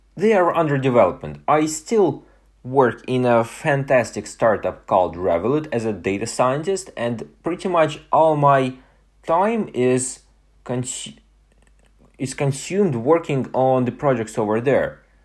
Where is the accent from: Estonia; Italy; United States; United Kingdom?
Estonia; moved away; my hometown in Estonia